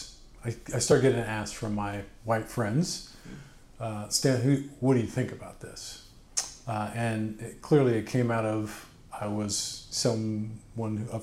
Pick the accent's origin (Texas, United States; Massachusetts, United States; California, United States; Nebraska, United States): Nebraska, United States; Bellevue; also born or lived in Omaha / Lincoln; Grew up in Nebraska. My dad was in the military, so I grew up in Bellevue.